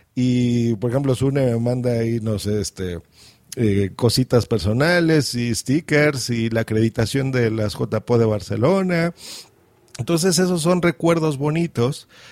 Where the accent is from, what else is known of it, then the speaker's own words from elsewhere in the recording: Mexico; accent: Mexican; yo estoy en México, se nota por mi acento